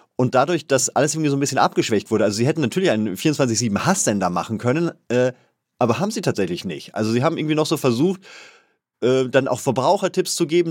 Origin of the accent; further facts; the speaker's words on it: Bavaria, Germany; als Bayer